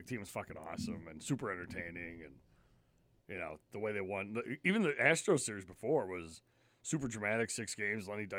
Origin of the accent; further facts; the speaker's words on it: New York, United States; See, I was lucky growing up in New York. I got Yankees and Mets games.